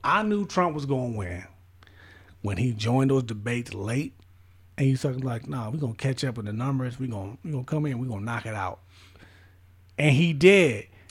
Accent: United States; accent: American; my American accent

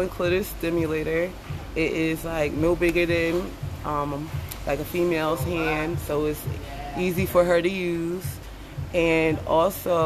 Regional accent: Philadelphia, Pennsylvania, United States; I'm from Philadelphia

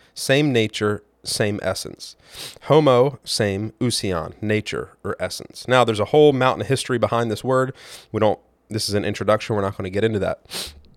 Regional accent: United States; I am an American white male of a middle class income

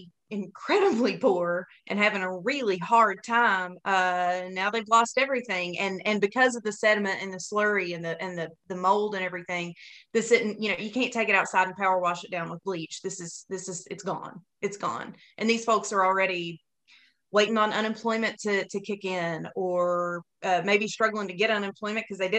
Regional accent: Martin County, Kentucky, United States; moved away; I'm from Martin County

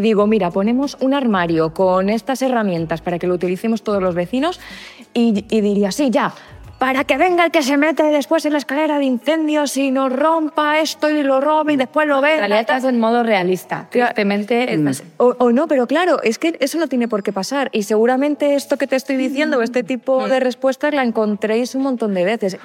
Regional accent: Madrid, Community of Madrid, Spain; yo es que soy de Vallecas.

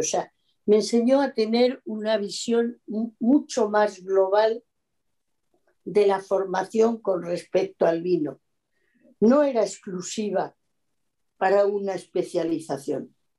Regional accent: Mérida, Extremadura, Spain; moved away; also born or lived in Castile and León / Bordeaux, France; yo soy muy extremeña, nací en Mérida, de la ciudad de la cual soy además hija predilecta

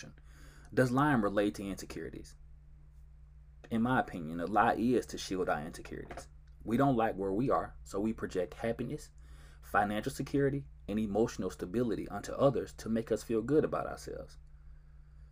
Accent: Georgetown, Mississippi, United States; now in Dallas, United States; I was born and raised in Georgetown, Mississippi

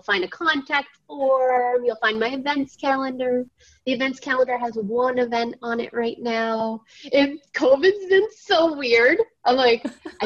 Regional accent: Southern Maine, United States; moved away; I'm from Southern Maine

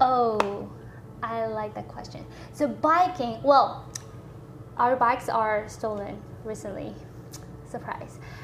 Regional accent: South Korea; now in Austin, United States; I'm from Korea, made in Korea

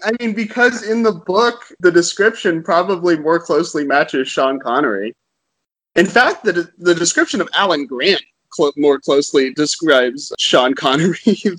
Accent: Okinawa, Japan; So when I was growing up in Okinawa, Japan, you used to see lots of commercials on Japanese TV that just had American stars in them for no reason.

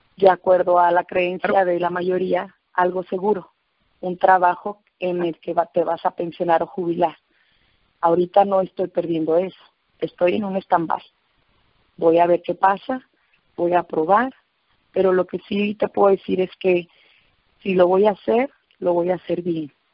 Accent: Autlán, Jalisco, Mexico; Utlán, Jalisco, de donde soy eh, nativa

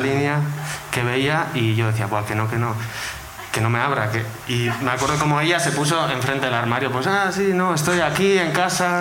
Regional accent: Basque Country, Spain; soy de Álava

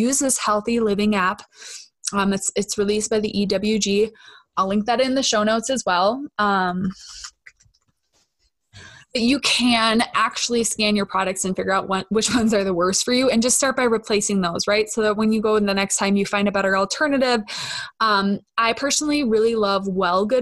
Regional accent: Minnesota, United States; accent: Minnesotan; I'm so Minnesotan

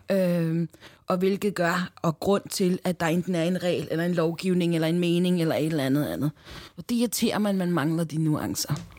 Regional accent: Denmark; born or raised there

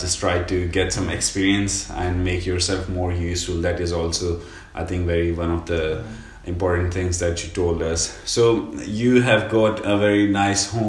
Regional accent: Pakistan; now in Finland; When we are like Pakistani students or Pakistani workers

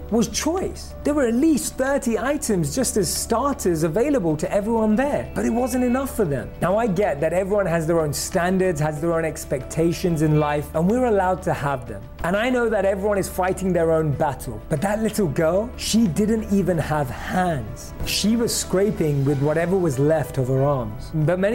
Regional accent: London, United Kingdom; Growing up in London

